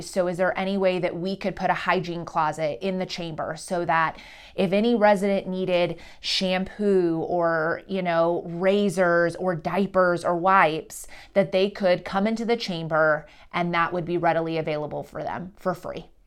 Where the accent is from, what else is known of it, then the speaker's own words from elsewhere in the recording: Carthage, Missouri, United States; also born or lived in New York City; I'm from a community called Carthage, which is in, like, fifteen minutes away.